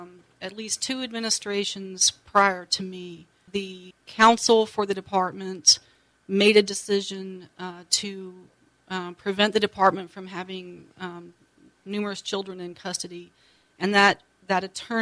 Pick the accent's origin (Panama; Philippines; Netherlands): Panama; I grew up in the Canal Zone in Panama, actually, as where I've been in my life, just quickly and not via the military.